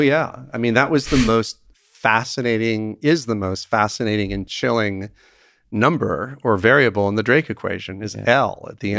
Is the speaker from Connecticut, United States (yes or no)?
yes; Connecticut, United States; my home state of Connecticut